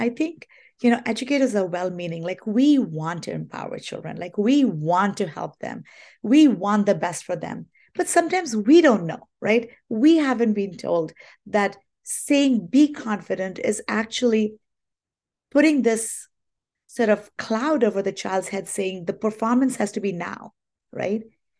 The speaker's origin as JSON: {"language": "English", "country": "India", "tie": "born or raised there", "said": "You know, I grew up in India, and my dad was in the Indian Army, and we were a military household."}